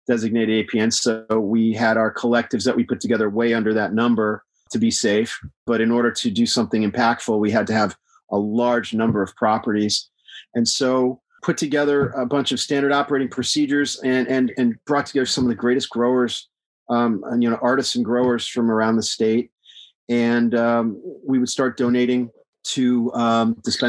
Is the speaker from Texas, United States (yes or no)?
yes; Texas, United States; I live in Texas. I'm from Texas